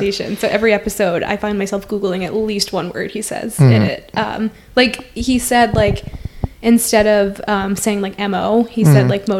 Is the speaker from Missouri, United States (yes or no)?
no; Rhode Island, United States; I've often gotten, oh, you're from Rhode Island.